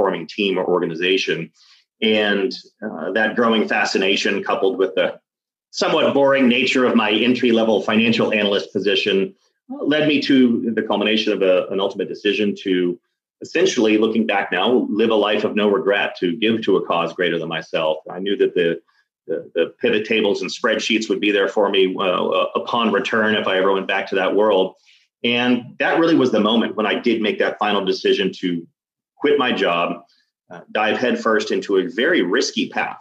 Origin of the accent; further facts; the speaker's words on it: Dallas, Texas, United States; I grew up in Dallas, Texas